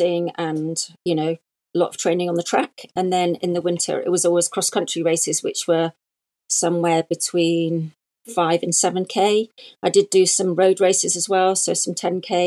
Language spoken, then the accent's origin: English; near Manchester, North West England, United Kingdom; moved away as an adult; also born or lived in London; now in Kent, United Kingdom; I grew up near Manchester in the northwest of England. And when I was 18, I moved to London to start my nurse training